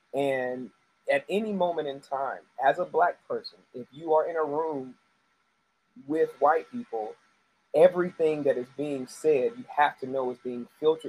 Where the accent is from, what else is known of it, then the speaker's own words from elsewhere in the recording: Charlotte, North Carolina, United States; I was raised in United Methodist Church, so it had me moving around throughout most of my life. Where I ended up in Charlotte. I claim Charlotte as my home.